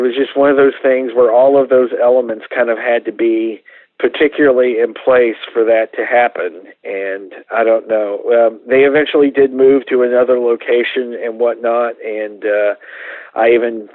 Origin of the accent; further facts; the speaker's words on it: Coleman, Texas, United States; I grew up in Coleman, which is a little town about 50 miles from Abilene